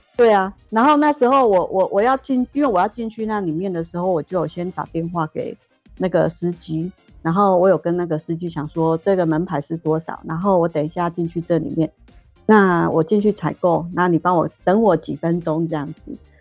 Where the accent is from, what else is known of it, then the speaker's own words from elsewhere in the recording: Taiwan; also born or lived in Guangzhou, China; 整个部门只有我一个台干